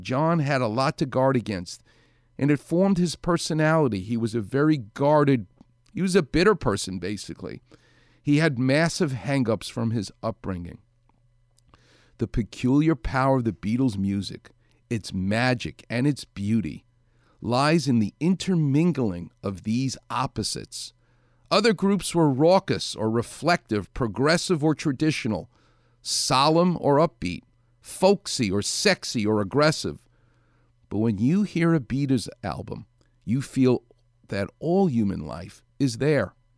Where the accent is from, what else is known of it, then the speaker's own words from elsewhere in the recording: New York City, New York, United States; moved away as an adult; now in Los Angeles, United States; I'm a New York guy. I'm from Far Rockaway